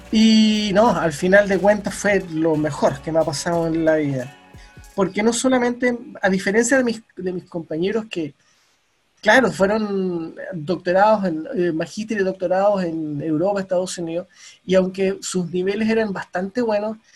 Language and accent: Spanish; La Serena, Coquimbo, Chile; also born or lived in Costa Rica; bueno, soy de La Serena.